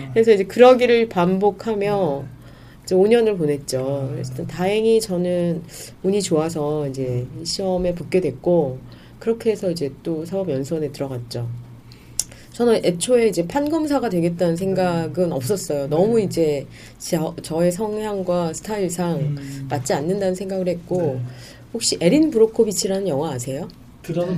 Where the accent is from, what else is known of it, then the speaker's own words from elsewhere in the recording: Gwangju, South Korea; 그리고 저는 이제 전라도 광주 출신인데